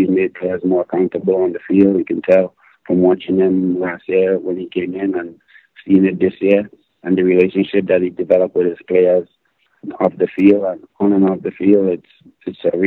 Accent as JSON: {"language": "English", "country": "Grenada", "tie": "born or raised there", "moved": "yes", "said": "As a young boy growing up in Grenada"}